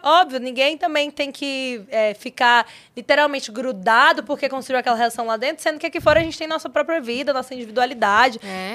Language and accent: Portuguese; Valparaíso de Goiás, Goiás, Brazil; moved away as an adult; now in São Paulo, Brazil; eu vim do Goiás, né? construí a minha vida aqui